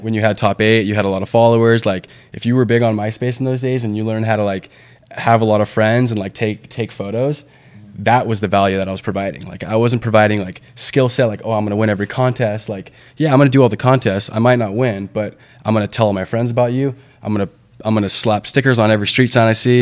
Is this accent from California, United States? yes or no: yes; Santa Barbara, California, United States; also born or lived in San Diego; that's my hometown